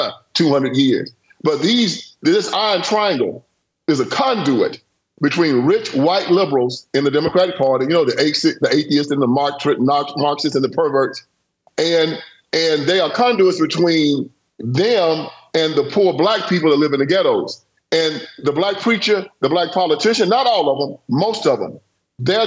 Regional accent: Haywood County, Tennessee, United States; I was born on a cotton plantation in Haywood County, Tennessee

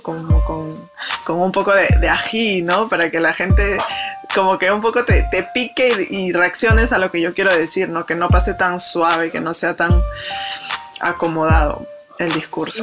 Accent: Lima, Peru; moved away as an adult; also born or lived in France; yo nací en San Martín de Porres, que es como el límite con el Callao

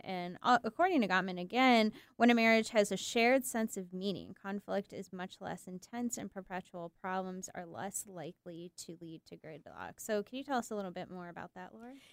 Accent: Michigan, United States; moved away; I'm, I'm from Michigan, and actually my partner is too

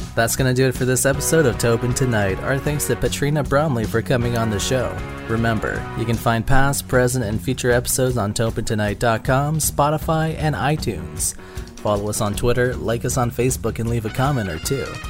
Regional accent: Newfoundland and Labrador, Canada; We're both Newfoundlanders. We're both from the East Coast.

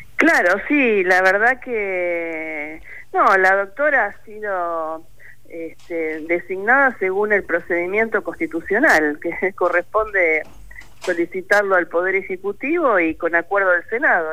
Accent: Rosario, Santa Fe, Argentina; Soy rosarina y soy santafesina

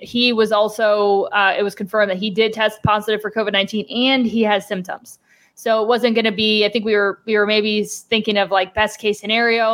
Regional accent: Cleveland, Ohio, United States; moved away as an adult; now in Arizona, United States; I am from the Cleveland area

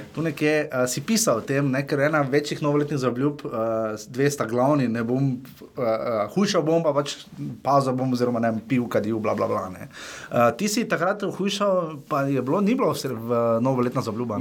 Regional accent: Styria, Slovenia; accent: Styrian; imam štajerski naglas

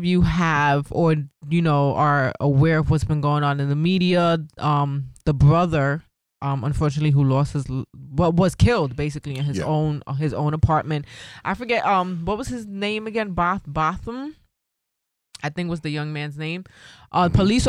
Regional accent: New York City, New York, United States; You forgot I'm from the Bronx?

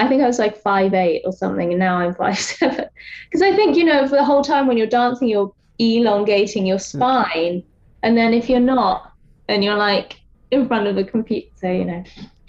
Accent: English countryside, England, United Kingdom; also born or lived in Tokyo, Japan / London; I was born in Tokyo and moved to the English countryside when I was like 2. But I moved back to Japan in my early 20s

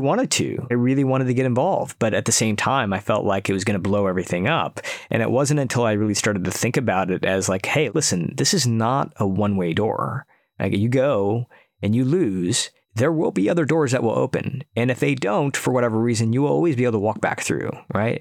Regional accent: outside of Detroit, Michigan, United States; moved away; also born or lived in San Francisco, United States / Silicon Valley, United States; move back to my hometown outside of Detroit

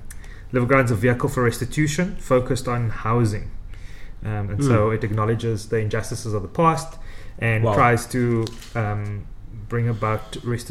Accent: East London, Eastern Cape, South Africa; moved away as an adult; now in Cape Town, South Africa; I am not from Cape Town. Actually, I grew up in East London.

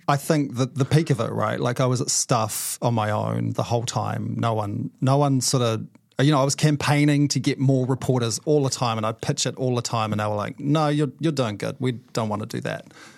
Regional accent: Whanganui, Manawatū-Whanganui, New Zealand; moved away; I grew up in Wanganui.

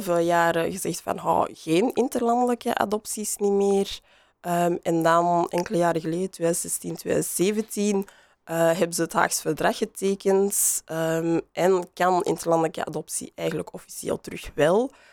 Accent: Antwerp, Flanders, Belgium; accent: Antwerps; ik kan mijn Antwerps accent niet meer verstoppen

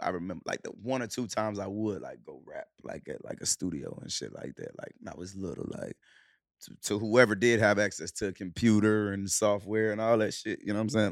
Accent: Charlotte, North Carolina, United States; also born or lived in Cleveland, Ohio / Clarksdale, Mississippi; We moved to Charlotte when we was, when I was seven

